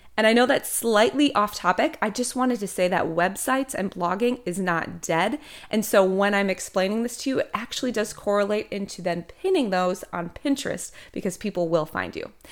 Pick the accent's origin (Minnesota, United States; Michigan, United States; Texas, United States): Minnesota, United States; moved away as an adult; now in Emerald Coast, Florida, United States; originally I am from Minnesota, although I have not lived there in almost twelve years